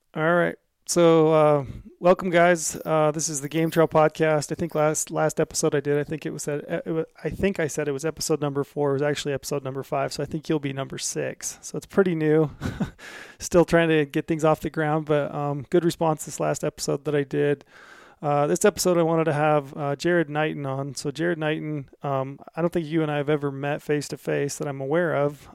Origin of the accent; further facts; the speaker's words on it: Utah, United States; we're both from Utah